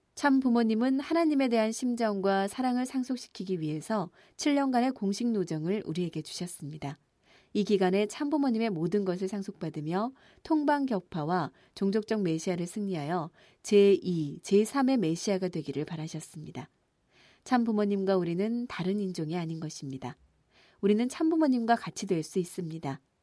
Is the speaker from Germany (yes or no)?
no; Japan; 저는 제가 일본 사람이라는 사실이